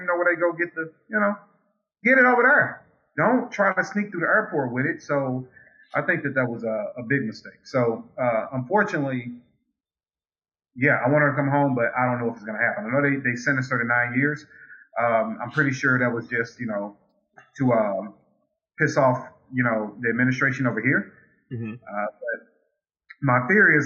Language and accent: English; United States; I'm American, not Russian